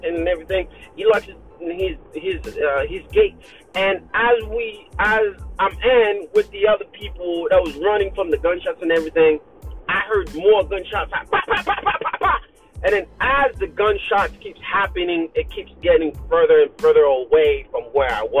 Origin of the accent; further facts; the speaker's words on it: Haiti; moved away; we're not American, okay? I'm in Haiti